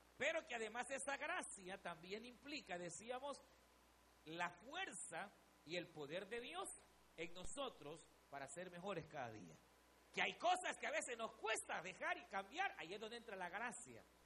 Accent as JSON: {"language": "Spanish", "country": "El Salvador", "said": "éramos los salvadoreños"}